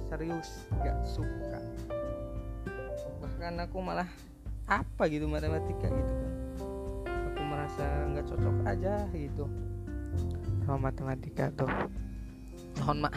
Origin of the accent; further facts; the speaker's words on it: Majalengka, West Java, Indonesia; nah pindah ke kota aku kota Majalengka gitu kan bangun pabrik di situ